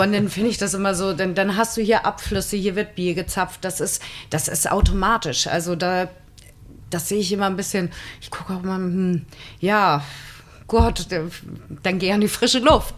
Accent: Husum, Schleswig-Holstein, Germany; ich bin ja nun auch in Husum aufgewachsen

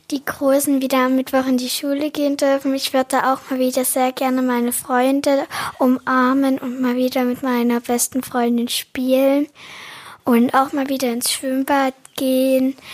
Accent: Saxony, Germany; ich komme aus dem Erzgebirge und ich bin sieben Jahre alt.

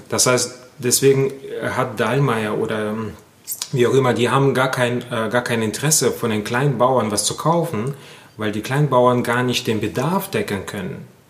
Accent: Germany; wir sind ja als Deutschland oder als Deutsche

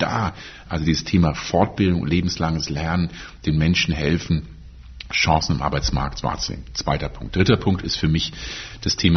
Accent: North Rhine-Westphalia, Germany; Ich komme auch aus Nordrhein-Westfalen, daher heißt es so.

